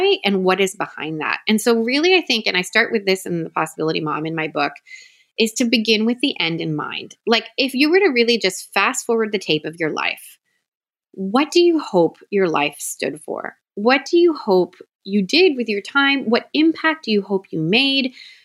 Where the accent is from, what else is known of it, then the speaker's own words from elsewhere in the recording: Toronto, Ontario, Canada; moved away as an adult; now in Southwest Florida, United States; I was born and raised in Toronto, Canada